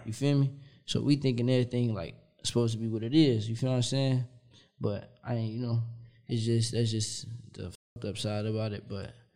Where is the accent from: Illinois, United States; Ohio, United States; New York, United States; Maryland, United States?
Illinois, United States; Kankakee; also born or lived in Chicago; I'm from Kankakee